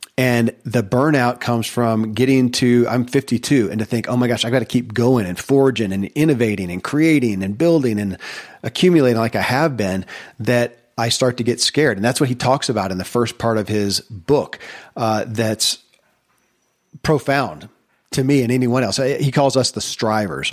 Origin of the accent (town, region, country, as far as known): Kentucky, United States; born or raised there